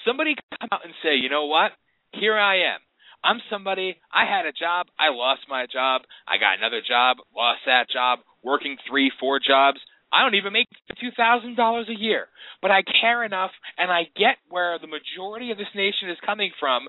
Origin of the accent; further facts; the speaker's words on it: Pennsylvania, United States; I come from Pennsylvania